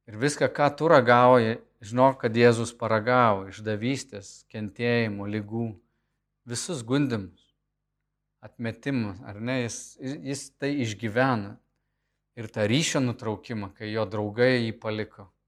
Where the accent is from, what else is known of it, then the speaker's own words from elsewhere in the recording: Lithuania; aš esu iš Lietuvos, iš buvusios Tarybų sąjungos